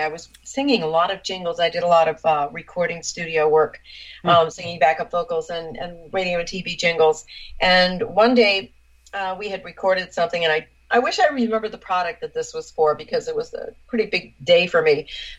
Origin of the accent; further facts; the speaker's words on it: Burlington, Vermont, United States; born there; also born or lived in New England / upstate New York; No, I was born in Burlington, Vermont, and I lived all over New England.